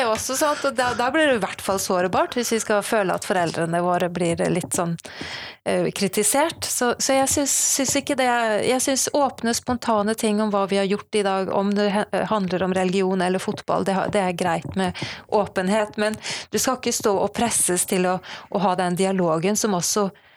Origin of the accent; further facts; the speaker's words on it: Sandefjord, Vestfold, Norway; now in Bergen, Norway; Jeg kommer fra Sandefjord, men bor i Bergen